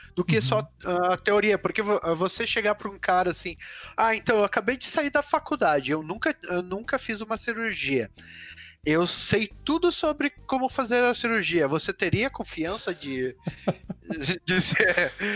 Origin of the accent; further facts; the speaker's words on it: Curitiba, Paraná, Brazil; also born or lived in Londrina; sou de Londrina, vim para Curitiba com três anos